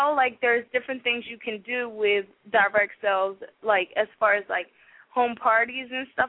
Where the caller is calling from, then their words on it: New Jersey, United States; I'm calling from South Jersey area.